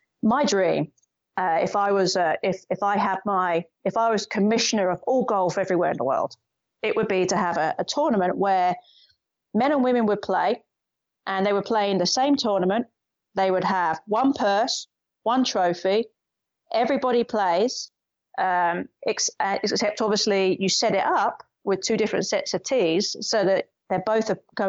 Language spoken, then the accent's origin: English; United Kingdom; And being typically British, there is a general feeling of you can't be, don't show that you're too confident.